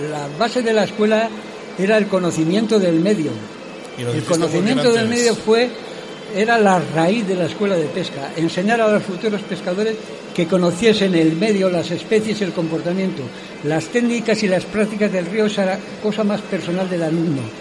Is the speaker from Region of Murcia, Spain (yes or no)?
no; León, Castile and León, Spain; Yo soy leonés, nacido criado y demás, y además de esta tierra.